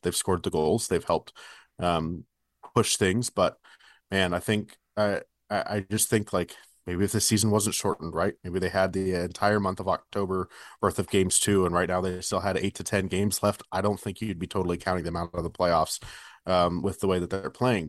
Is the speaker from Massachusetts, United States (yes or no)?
no; Bay Area, Northern California, United States; now in Kansas City, United States; So I grew up in the Bay Area. Uh, grew up in Northern California.